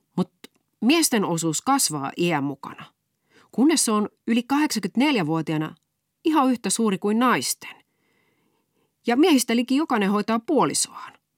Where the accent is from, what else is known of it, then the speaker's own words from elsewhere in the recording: Raisio, Southwest Finland, Finland; accent: Turku dialect; kotikaupungissani Raisiossa